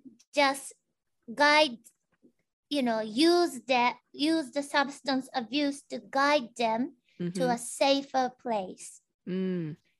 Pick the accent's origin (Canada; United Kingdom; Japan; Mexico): Japan; born or raised there; English is a second language; moved away as an adult; now in United States